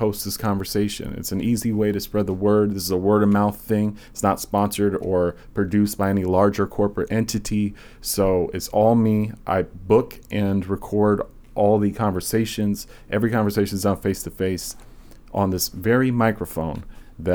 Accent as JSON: {"language": "English", "region": "Southern Virginia", "country": "United States"}